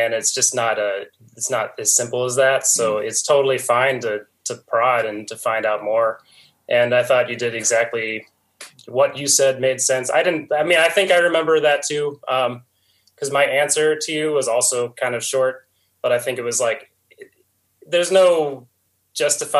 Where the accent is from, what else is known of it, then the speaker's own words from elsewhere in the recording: North Canton, Ohio, United States; I grew up in Canton, North Canton.